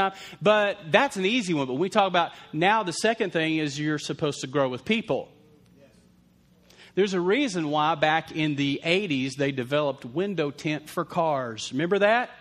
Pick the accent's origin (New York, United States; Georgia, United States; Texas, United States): Texas, United States; Lubbock; we grew up in Lubbock, Texas